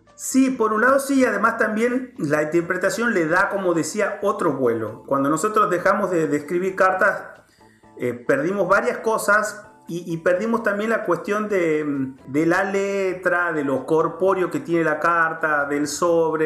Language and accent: Spanish; Tucumán, Argentina; moved away; yo soy tucumano